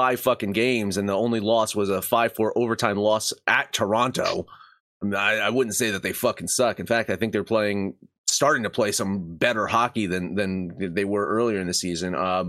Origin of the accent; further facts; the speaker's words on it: Ireland; No one wants to be like the Irish. Trust me, I'm Irish.